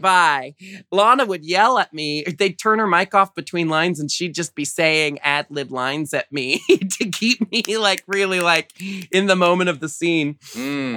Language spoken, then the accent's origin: English; United States; growing up in America